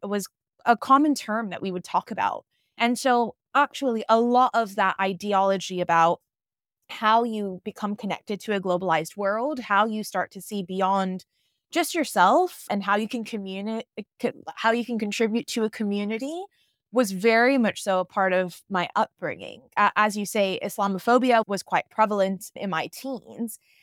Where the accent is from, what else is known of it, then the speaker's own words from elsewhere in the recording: Atlanta, Georgia, United States; moved away as an adult; also born or lived in London, United Kingdom; now in Bali, Indonesia; I was born and raised in Atlanta, Georgia, so I am American, and I grew up in, in the South